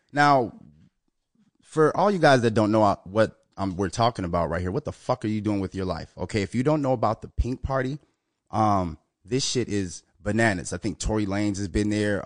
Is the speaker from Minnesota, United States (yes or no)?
yes; Minnesota, United States; Minnesota, my home state